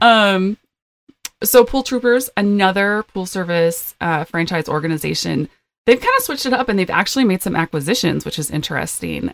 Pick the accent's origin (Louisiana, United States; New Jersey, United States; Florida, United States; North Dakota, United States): North Dakota, United States; two hours from Minot; North Dakota, which is two hours from my hometown